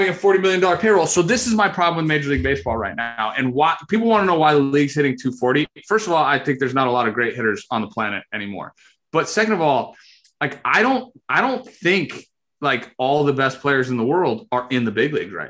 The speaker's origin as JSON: {"language": "English", "country": "Italy", "tie": "born or raised there", "moved": "yes", "said": "I had to grow up in Italy"}